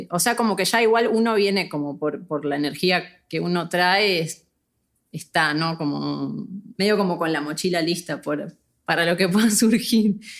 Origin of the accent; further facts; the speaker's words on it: Buenos Aires, Argentina; Sí, yo crecí en Buenos Aires, pero nos mudamos muchas veces